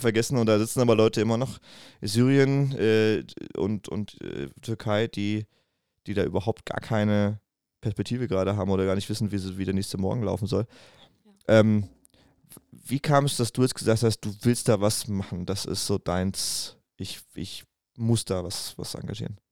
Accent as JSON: {"language": "German", "town": "Wiesbaden", "region": "Hesse", "country": "Germany", "tie": "born or raised there", "said": "ich komme aus Wiesbaden, da wo ich halt geboren bin"}